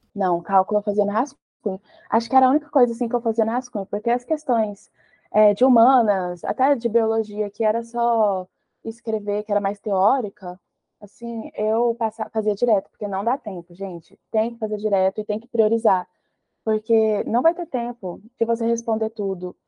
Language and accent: Portuguese; Goiás, Brazil; onde eu morava, que eu sou de Goiás.